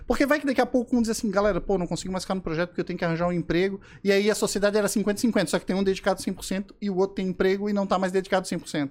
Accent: Florianópolis, Santa Catarina, Brazil; accent: manezinho; eu sou manezinho da ilha, nasci aqui em Floripa, sou neto de pescadores

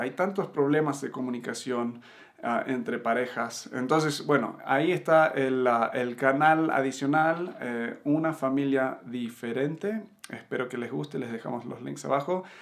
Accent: Buenos Aires, Argentina; moved away as an adult; also born or lived in United States / Uruguay; now in Mexico; soy de Estados Unidos de nacimiento, me crié en Argentina, en Buenos Aires, eh, viví un tiempo en Uruguay y ahora en México

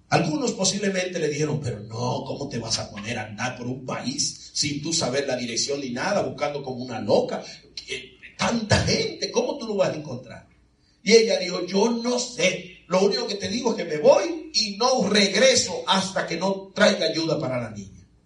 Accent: Veracruz, Mexico; Porque soy negrito bueno, yo soy de Veracruz.

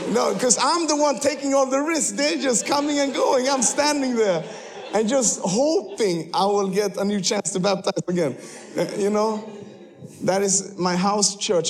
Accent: Sweden; moved away as an adult; now in Kenya; you cannot see that I'm from Sweden, but I actually was born there

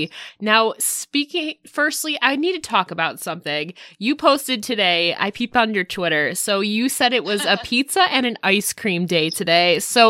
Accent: upstate New York, United States; I'm from upstate New York

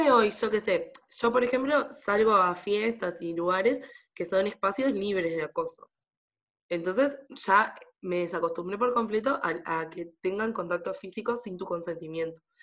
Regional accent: Sauce, Canelones, Uruguay; en mi pueblo, en Sauce

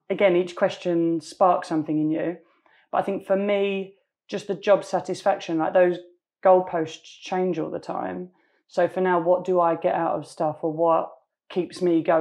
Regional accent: London, United Kingdom; I grew up in East London.

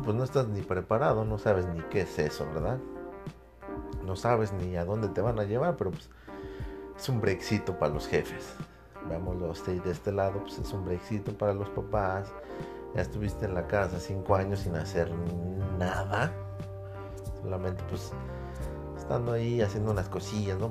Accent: Mexico; como buen mexicano

